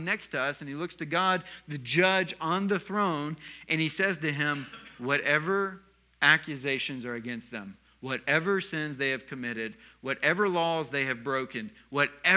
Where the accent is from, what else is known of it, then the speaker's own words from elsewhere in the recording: the South, United States; moved away; I was raised in the South